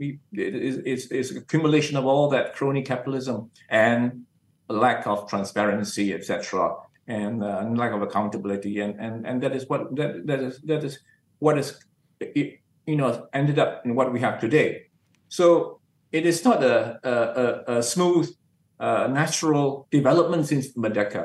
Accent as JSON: {"language": "English", "town": "Batu Pahat", "region": "Johor", "country": "Malaysia", "said": "I'm from Batu Pahat in Johor, and to us Singapore was a closer city than even Kuala Lumpur"}